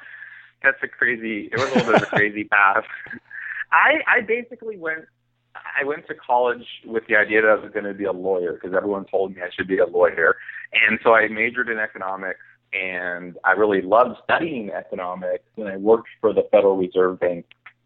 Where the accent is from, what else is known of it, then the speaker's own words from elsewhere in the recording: California, United States; I didn't know any writers growing up in the Bay Area.